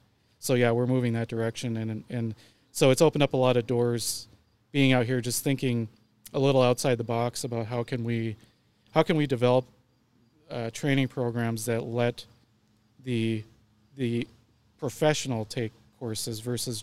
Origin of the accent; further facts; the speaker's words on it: Kimball, Nebraska, United States; also born or lived in Tampa Bay area, Florida; I was born in Kimball. We ended up in the Tampa Bay area for about 5 years when I was younger.